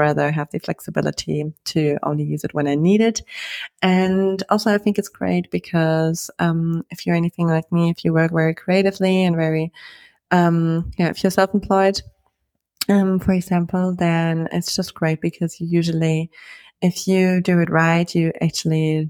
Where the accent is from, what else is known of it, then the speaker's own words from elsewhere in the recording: Germany; moved away; I'm from Germany